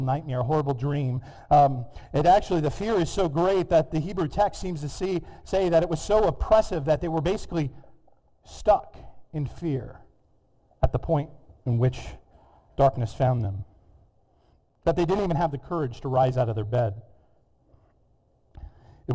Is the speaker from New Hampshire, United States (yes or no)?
no; California, United States; moved away; My home state of California